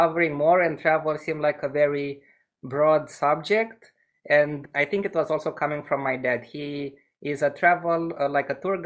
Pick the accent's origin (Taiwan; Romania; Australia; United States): Romania; I had the chance to grow up in this city, which is smaller. It has 100,000 inhabitants in Romania.